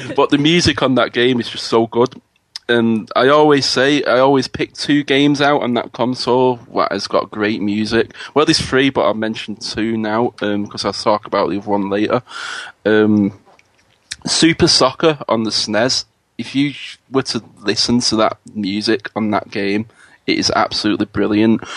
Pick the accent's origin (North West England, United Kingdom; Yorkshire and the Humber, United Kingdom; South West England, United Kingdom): North West England, United Kingdom; Manchester; I'm from Manchester, the the rainy city, as we call it over here